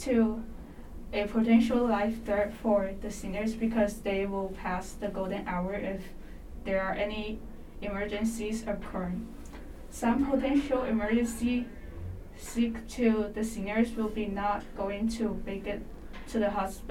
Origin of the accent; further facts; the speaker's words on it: Kaiping, Guangdong, China; moved away; my home country, which is Kaiping, a smaller city in China